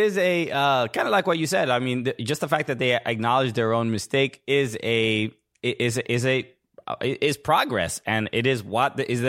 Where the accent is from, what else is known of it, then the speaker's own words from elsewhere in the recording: New York City, New York, United States; also born or lived in Queens, New York; I was born in Brooklyn, in Brooklyn, New York. I was born in Queens, technically, but I lived there for like 6 months and then raised in Brooklyn, New York.